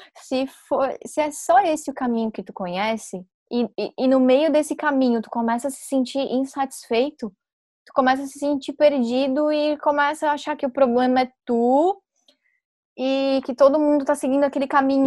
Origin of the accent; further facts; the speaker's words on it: Brazil; quem nasce em Maruí, que foi onde eu nasci